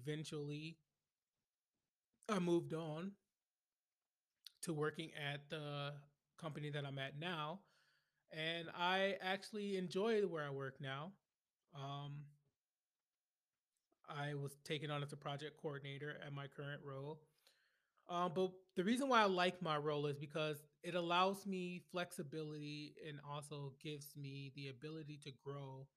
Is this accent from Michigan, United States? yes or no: yes; Flint, Michigan, United States; moved away as an adult; now in Washington, D.C. area, United States; I grew up in Flint, Michigan, born and raised, and I didn't leave Flint, Michigan until 2013